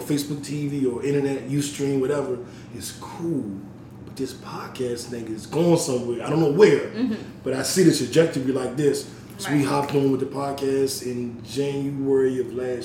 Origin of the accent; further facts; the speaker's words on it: Washington, District of Columbia, United States; now in Atlanta, United States; I'm from D.C.